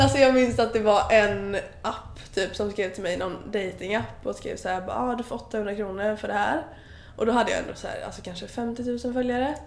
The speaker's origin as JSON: {"language": "Swedish", "town": "Alingsås", "region": "Västra Götaland", "country": "Sweden", "moved": "yes", "said": "jag kom ju från Alingsås"}